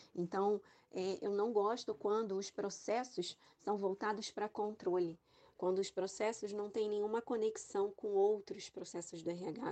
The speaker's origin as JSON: {"language": "Portuguese", "region": "Rio de Janeiro", "country": "Brazil", "said": "sou carioca"}